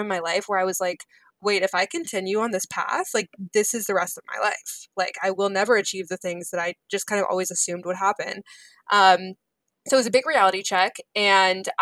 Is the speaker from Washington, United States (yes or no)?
yes; Seattle, Washington, United States; I'm from Seattle